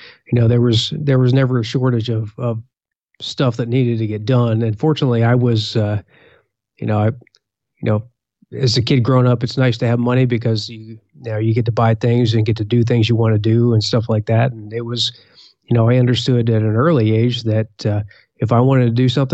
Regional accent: Valley Forge area, Eastern Pennsylvania, United States; also born or lived in North Carolina / Indiana; now in Washington, D.C., United States; We grew up, mostly Eastern Pennsylvania near the Valley Forge area.

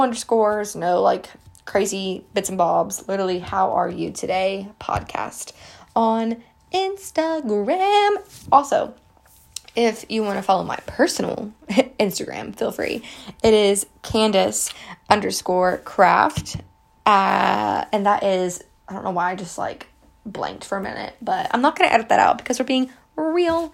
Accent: West Virginia, United States; I grew up in West Virginia my entire life.

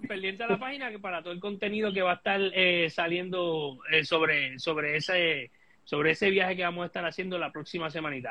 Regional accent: Puerto Rico; es nuestro derecho como puertorriqueños

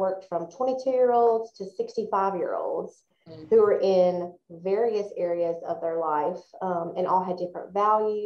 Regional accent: Forest, Mississippi, United States; moved away as an adult; also born or lived in Athens, Georgia; I am a fellow Mississippian. I was born and raised in Forest, Mississippi.

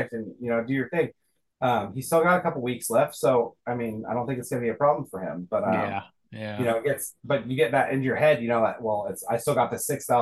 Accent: Scotland, United Kingdom; I'm Scottish

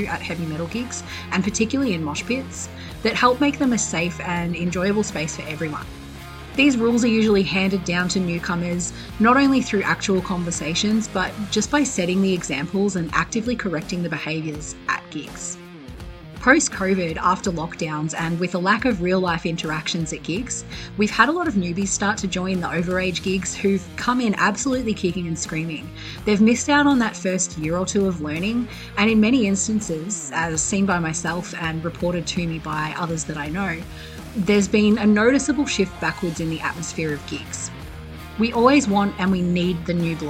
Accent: Australia; From my home state in Oz

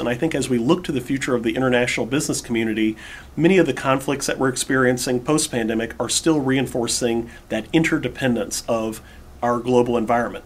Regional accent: Houston, Texas, United States; I grew up in Houston

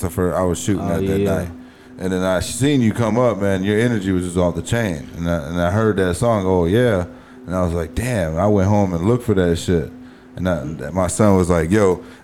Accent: East Chicago, Indiana, United States; I grew up in East Chicago, Indiana, man, a little rougher neighborhood, too

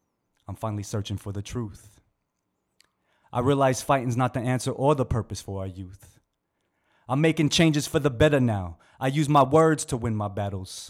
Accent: Bay Area, California, United States; we're from the Bay Area

